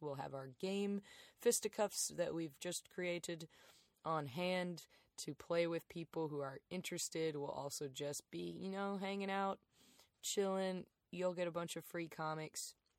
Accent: Darlington, South Carolina, United States; moved away as an adult; also born or lived in Athens, Georgia / Lancaster, South Carolina; now in Chicago, United States; we moved to Darlington

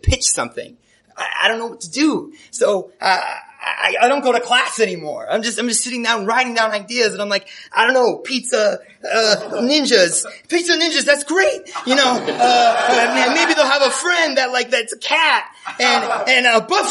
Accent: Chicago, Illinois, United States; moved away as an adult; now in Los Angeles, United States; we're both from Chicago

